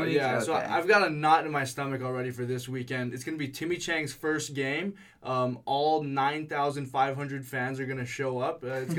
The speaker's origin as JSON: {"language": "English", "region": "Hawaii", "country": "United States", "moved": "as an adult", "lives_now": "Arizona, United States", "said": "I'm from Hawaii, and all I do is talk about Hawaii."}